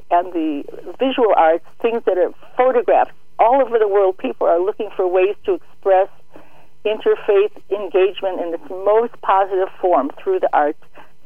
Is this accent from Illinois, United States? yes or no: yes; Chicago, Illinois, United States; I grew up in Chicago